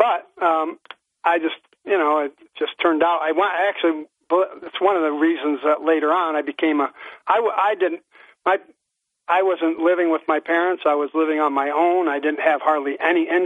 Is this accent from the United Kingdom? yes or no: no; Hillcrest, New York, United States; town of Fenton offices where we grew up in Hillcrest